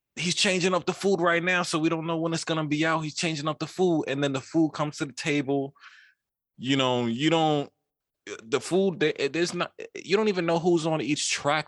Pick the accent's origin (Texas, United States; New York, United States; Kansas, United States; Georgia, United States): New York, United States; New York City; I'm from Queens.